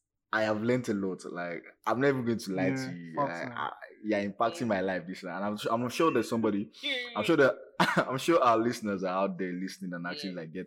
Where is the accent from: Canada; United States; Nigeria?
Nigeria; As a Nigerian man